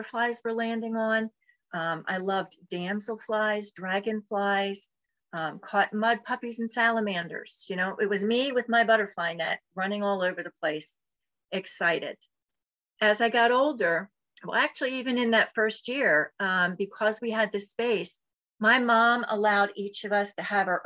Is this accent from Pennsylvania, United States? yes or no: yes; Philadelphia, Pennsylvania, United States; I was born in Philadelphia, in the Mayfair section of Philadelphia